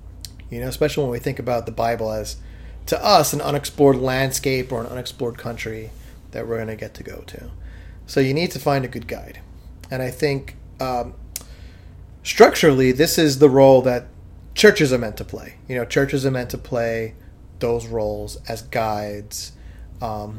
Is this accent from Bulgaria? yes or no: no; New York City, New York, United States; I'm a Guido from Staten Island